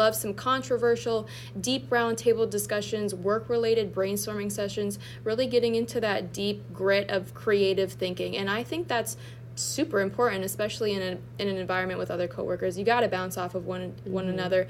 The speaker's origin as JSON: {"language": "English", "town": "Erie", "region": "Pennsylvania", "country": "United States", "moved": "yes", "said": "I'm originally from Erie, Pennsylvania"}